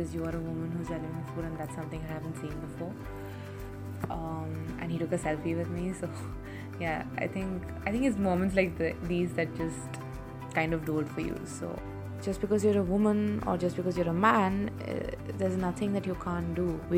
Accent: Hyderabad, Telangana, India; I am 22 years old. I have been born and brought up in Hyderabad.

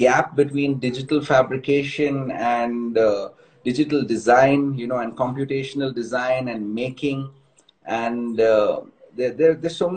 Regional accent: Mumbai, Maharashtra, India; now in Bangalore, India; I'm from Bombay too

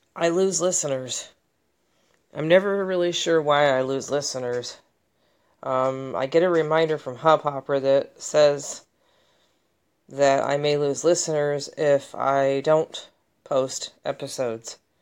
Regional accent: United States; as an American mental health consumer

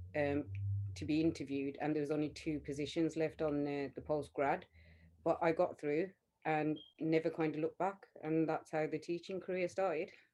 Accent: Smethwick, West Midlands, United Kingdom; we grew up in Smethwick, which is a predominantly kind of Punjabi Sikh area

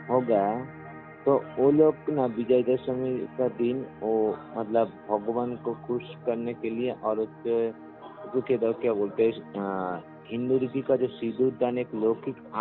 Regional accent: West Bengal, India; जो दुर्गा दुर्गा दुर्गा पूजा जो है ना मेरा गांव में ना कोलकाता के पास जो ये जो गाँव से रहते हो ना

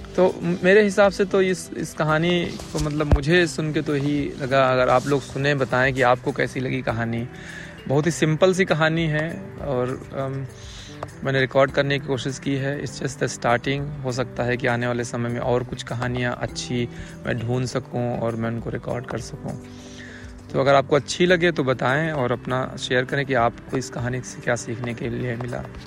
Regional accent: Lucknow, Uttar Pradesh, India; now in Germany; औरिजिनली लखनऊ से हूँ लेकिन अभी मैं जर्मनी में रह रहा हूँ

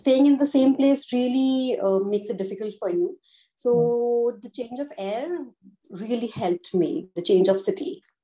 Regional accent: Jaipur, Rajasthan, India; moved away as an adult; now in Gujarat, India; I'm originally based from Jaipur, but I'm married in Gujarat.

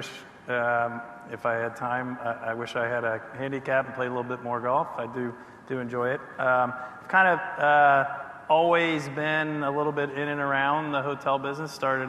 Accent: Washington, District of Columbia, United States; I was born and raised in the Washington, D.C. area where I still reside

